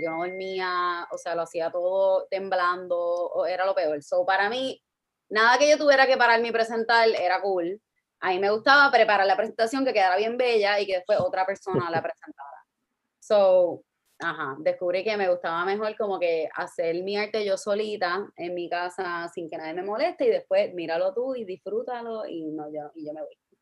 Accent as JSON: {"language": "Spanish", "town": "Guaynabo", "country": "Puerto Rico", "lives_now": "San Juan, Puerto Rico", "said": "yo soy de Guaynabo, ahora mismo eh, vivo en San Juan."}